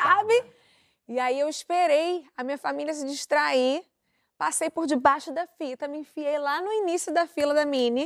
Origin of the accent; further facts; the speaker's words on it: Brazil; eu sou brasileira